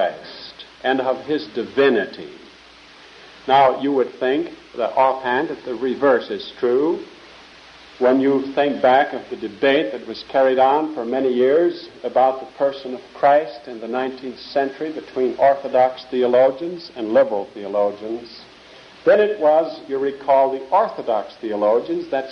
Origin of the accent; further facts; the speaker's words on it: Netherlands; moved away; I was born in Holland, wore wooden shoes there.